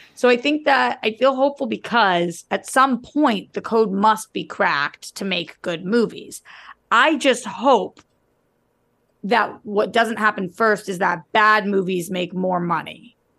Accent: United States; I'm American

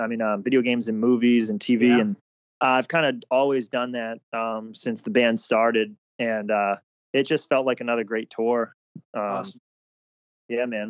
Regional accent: Saugus, Massachusetts, United States; the Bruins is definitely a big part of my, you know, me growing up in Massachusetts and Saugus.

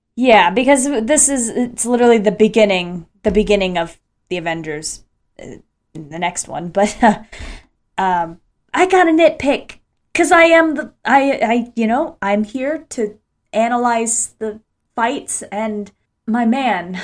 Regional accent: Ocala, Florida, United States; here in my hometown of Ocala, Florida

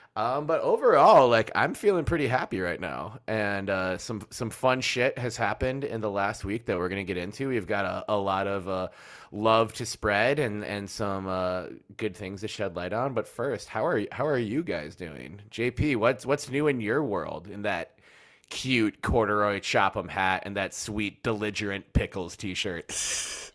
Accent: Minneapolis, Minnesota, United States; born or raised there

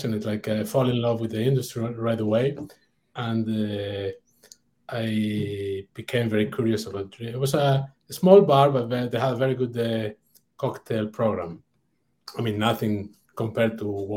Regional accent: Oviedo, Asturias, Spain; English is a second language; moved away as an adult; also born or lived in Brittany, France / London, United Kingdom; my hometown, Oviedo, north of Spain

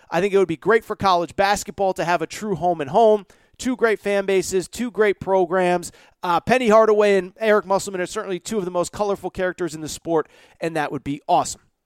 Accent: Connecticut, United States; my home state of Connecticut

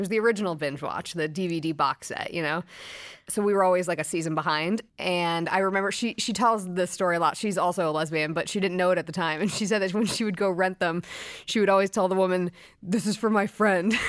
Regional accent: Brooklyn, New York, United States; I grew up in Brooklyn

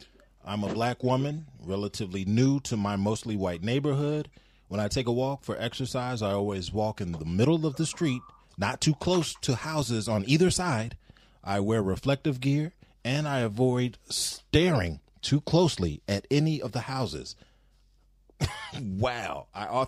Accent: Louisiana, United States; I'm from Louisiana, where they still have sundown towns.

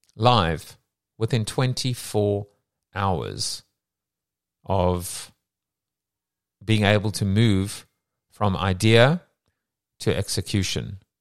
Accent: South Africa; moved away; we're both from South Africa

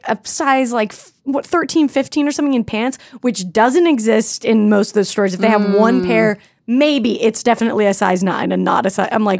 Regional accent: Salt Lake City, Utah, United States; now in Los Angeles, United States; I grew up in Salt Lake City, and there was a mall called Crossroads

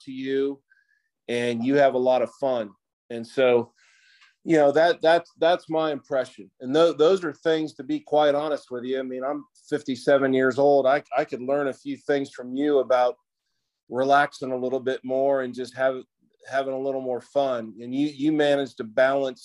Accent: Greenhills, Ohio, United States; I grew up in Green Hills, which is a little suburb of Cincinnati

